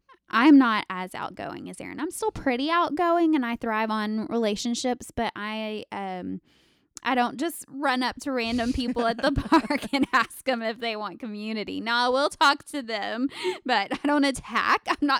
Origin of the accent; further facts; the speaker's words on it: Alaska, United States; And I was like, I'm from Alaska. What?